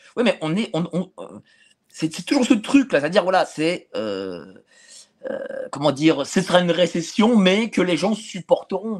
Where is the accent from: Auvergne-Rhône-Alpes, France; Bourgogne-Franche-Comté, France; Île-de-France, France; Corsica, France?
Île-de-France, France; Paris; quand j'habitais chez mes parents, j'étais à de La Fontaine à Hauteuil